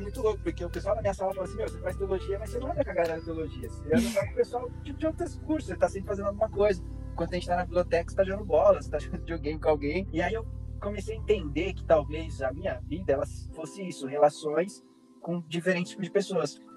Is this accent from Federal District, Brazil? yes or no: no; São Paulo, Brazil; moved away as an adult; also born or lived in Argentina / south of Brazil; Eu sou paulistano, nasci e em São Paulo mas eu, eu brinco que eu sou paulista de quebrado, eu sou paulista do centro